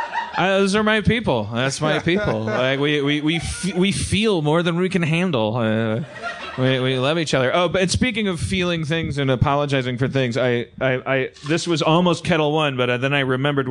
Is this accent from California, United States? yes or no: yes; California, United States; I'm from California. I love California.